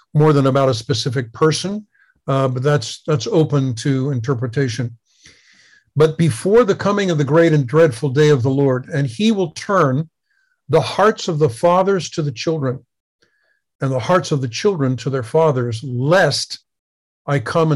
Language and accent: English; United States; I grew up in America in the 50s and 60s